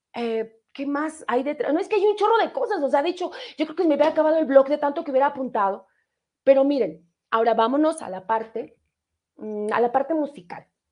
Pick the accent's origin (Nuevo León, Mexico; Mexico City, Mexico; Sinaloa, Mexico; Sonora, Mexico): Mexico City, Mexico; ahí nací en Colonia Leyes de Reforma, tercera sección